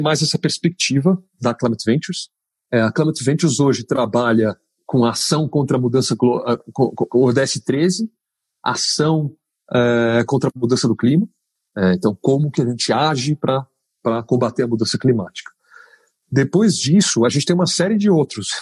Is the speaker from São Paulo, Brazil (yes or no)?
yes; São Paulo, Brazil; eu sou paulistano, nascido e criado aqui